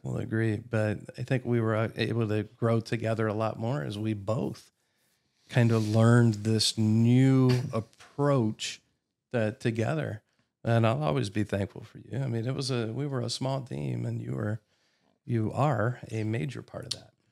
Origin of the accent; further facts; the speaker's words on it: Columbus, Ohio, United States; moved away as an adult; also born or lived in Warsaw, Indiana; now in Nashville, United States; I grew up in Columbus, Ohio